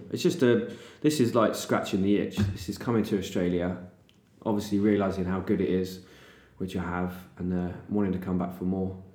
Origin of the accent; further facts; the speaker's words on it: England, United Kingdom; I'm English